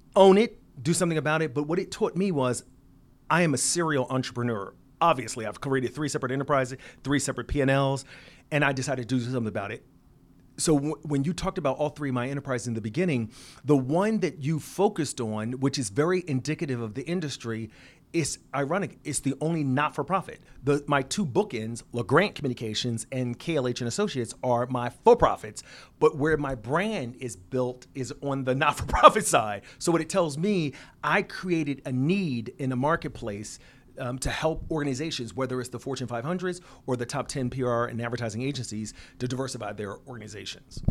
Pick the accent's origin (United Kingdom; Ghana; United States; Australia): United States; Philadelphia, Pennsylvania; moved away as an adult; also born or lived in Seattle, Washington / Los Angeles / Twin Cities; I was born and raised in Philadelphia, went to undergrad in Seattle, Washington